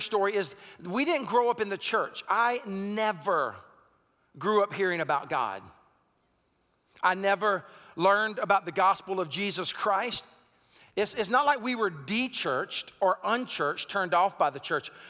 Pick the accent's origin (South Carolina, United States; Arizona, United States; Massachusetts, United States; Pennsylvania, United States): South Carolina, United States; Sumter; also born or lived in Raleigh-Durham-Chapel Hill area, North Carolina; now in North Carolina, United States; I was born and raised in Sumter, South Carolina, grew up in a, in a very southern culture of hunting and sports